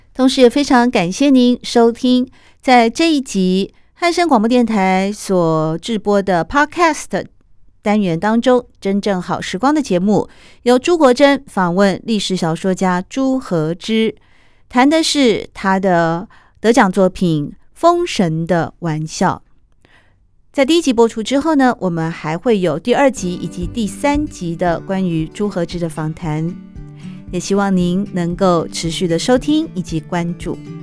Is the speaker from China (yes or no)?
no; Taiwan; 我也是台湾出生啊，台湾长大呀，但我的爸爸是从中国大陆来的啊，我们又叫做外省第二代嘛